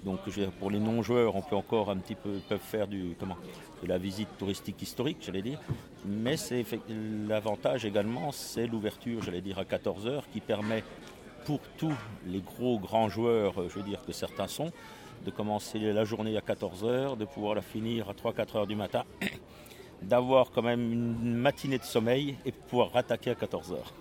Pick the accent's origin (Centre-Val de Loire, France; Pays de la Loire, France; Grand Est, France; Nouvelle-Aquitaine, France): Grand Est, France; Strasbourg; je suis de Strasbourg